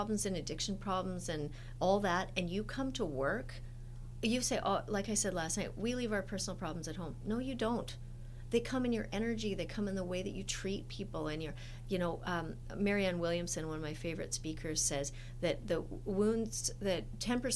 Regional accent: Edmonton, Alberta, Canada; I grew up in Edmonton, Alberta

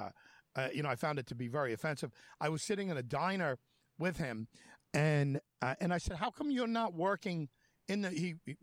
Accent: New York, United States; I'm from New York

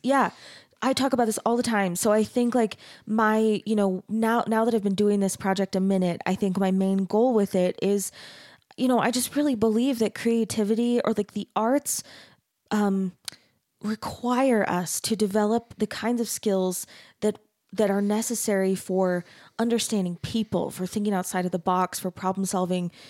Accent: Arizona, United States; I grew up in Arizona

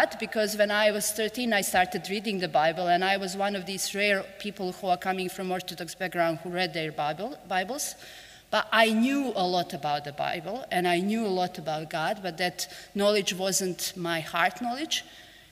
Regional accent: Montenegro; English is a second language; I live in most beautiful country in the world, that's Montenegro

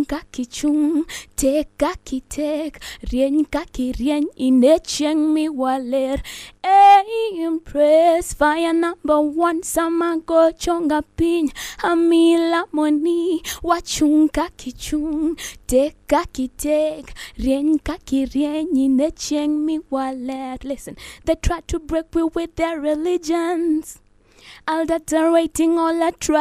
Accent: Nairobi, Kenya; first language Luo; English is a second language; where I grew up in Shorimoyo, block 134.

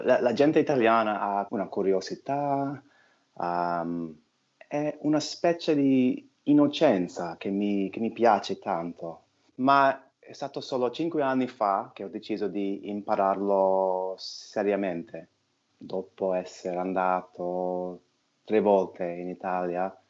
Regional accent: New York, United States; Italian is a second language; sono di New York, faccio l'attore

